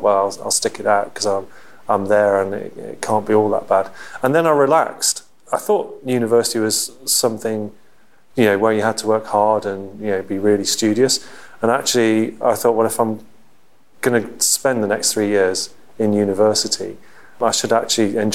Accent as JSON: {"language": "English", "region": "West Midlands", "country": "United Kingdom", "tie": "born or raised there", "also_born_or_lived": "Liverpool", "said": "I was born in Liverpool, moved to the Midlands just outside Stratford-on-Avon when I went to school."}